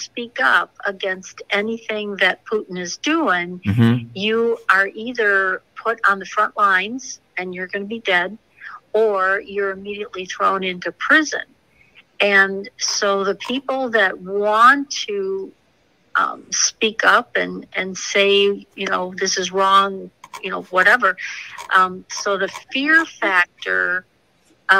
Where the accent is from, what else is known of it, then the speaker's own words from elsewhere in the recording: Tennessee, United States; I'm actually from Tennessee